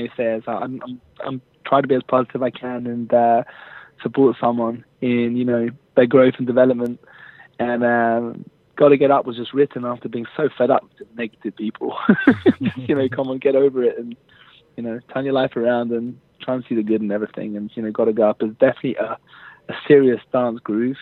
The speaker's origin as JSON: {"language": "English", "region": "London", "country": "United Kingdom", "tie": "born or raised there", "moved": "as an adult", "lives_now": "Jerusalem, Israel", "said": "I was brought up in London, and born literally less than 1 minute's walk away from the River Thames"}